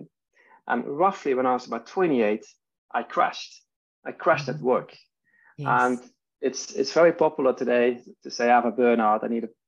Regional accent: Netherlands; now in Stockholm, Sweden; I'm living in Sweden. I'm from Holland. That's where I'm born. And my family and I are living in Stockholm today

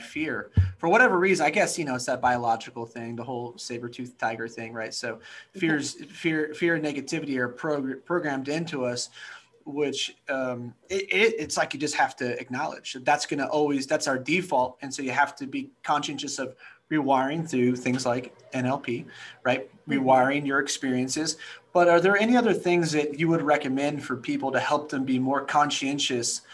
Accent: Northern California, United States; I grew up in Northern California

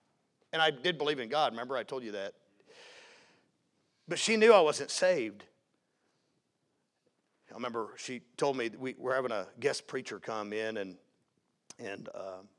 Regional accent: the South, United States; and I was raised in the South. I mean, I'm talking fire-breathing preaching.

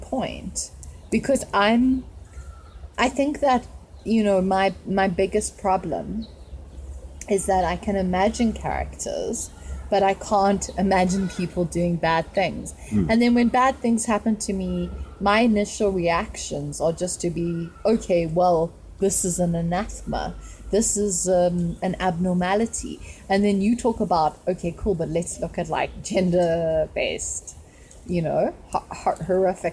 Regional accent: South Africa; we are tribes here

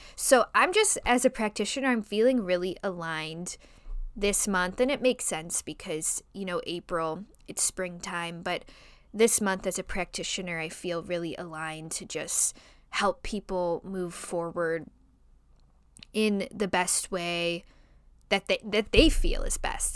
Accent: Chicago, Illinois, United States; accent: nasally Chicago; my nasally Chicago accent

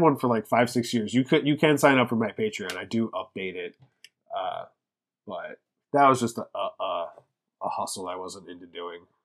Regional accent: Lancaster, Pennsylvania, United States; moved away as an adult; now in Philadelphia, United States; I'm from, originally, I grew up in Lancaster, Pennsylvania

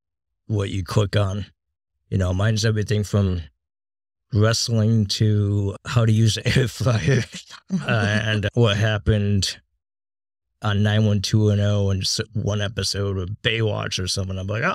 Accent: East Coast, United States; I grew up on the East Coast, obviously, and stayed up every night to watch Howard Stern.

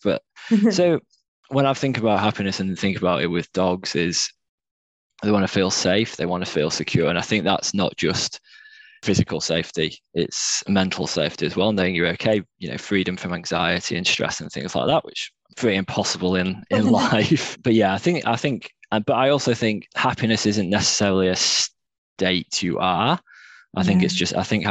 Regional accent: Cheshire, North West England, United Kingdom; moved away as an adult; now in Melbourne, Australia; I am from Cheshire in England, which is south of Manchester.

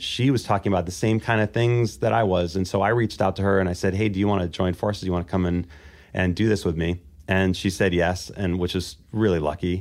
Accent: Baltimore, Maryland, United States; in Baltimore, Maryland

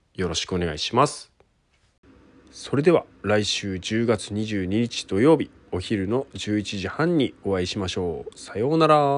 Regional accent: Takachiho, Miyazaki, Japan; 僕の地元の本組地区の神楽

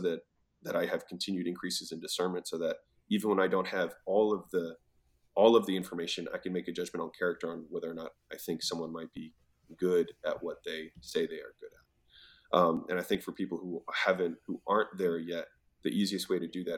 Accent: Baltimore, Maryland, United States; moved away as an adult; also born or lived in Huntington Beach, California; I was from Baltimore

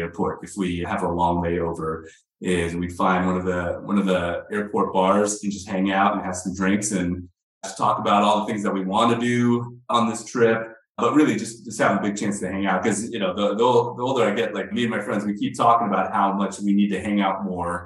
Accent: California, United States; I'm from California

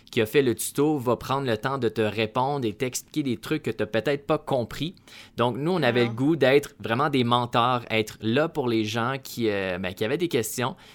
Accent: Canada; accent: Canadian

